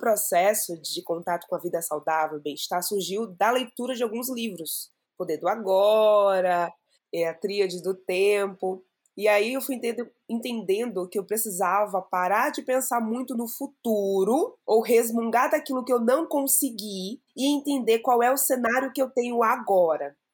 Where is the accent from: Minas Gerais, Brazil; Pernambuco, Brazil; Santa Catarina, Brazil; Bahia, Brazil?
Bahia, Brazil; Salvador; now in São Paulo, Brazil; sou de Salvador, moro aqui em São Paulo há um pouco mais de um ano